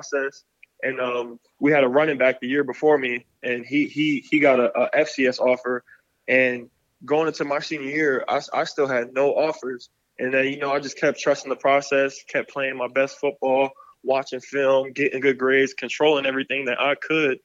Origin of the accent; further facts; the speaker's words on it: Kissimmee, Florida, United States; moved away as an adult; my hometown, Kissimmee, Florida.